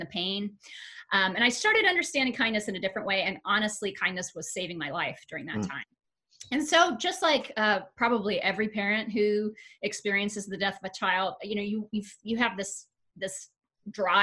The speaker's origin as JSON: {"language": "English", "town": "Tucson", "region": "Arizona", "country": "United States", "tie": "born or raised there", "also_born_or_lived": "Ames, Iowa", "said": "we moved here when I was a little kid. So okay. I would say I'm one of those almost natives. I was nine when we moved here. Fourth grade."}